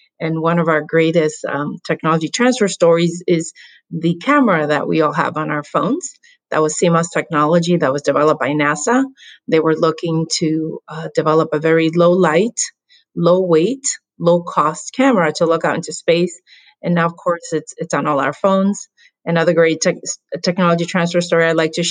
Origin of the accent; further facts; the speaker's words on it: Rhode Island, United States; also born or lived in Dominican Republic / California; was brought to the U.S. by my parents when I was 8. And grew up in Rhode Island